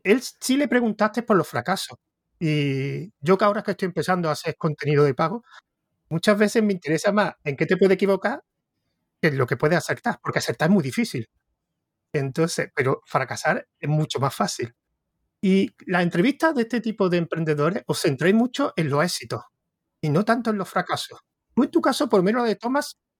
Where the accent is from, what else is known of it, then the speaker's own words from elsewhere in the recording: Córdoba, Andalusia, Spain; se nota que soy córdoba